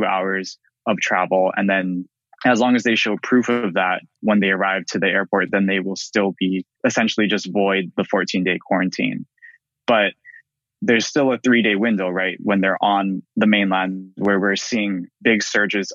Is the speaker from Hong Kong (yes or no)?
no; Hawaii, United States; we're both from Hawaii